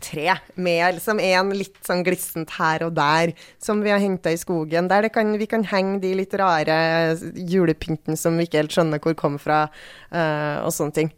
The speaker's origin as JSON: {"language": "Norwegian", "region": "Trøndelag", "country": "Norway", "moved": "yes", "said": "der jeg kommer fra, som er et sted i uh, Trøndelag et sted"}